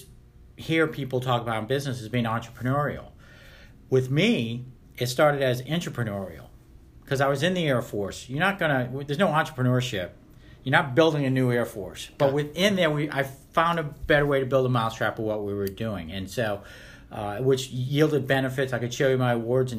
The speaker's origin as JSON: {"language": "English", "region": "Rhode Island", "country": "United States", "tie": "born or raised there", "also_born_or_lived": "Omaha, Nebraska / Jackson, Mississippi", "moved": "as an adult", "said": "I was born and raised in Rhode Island"}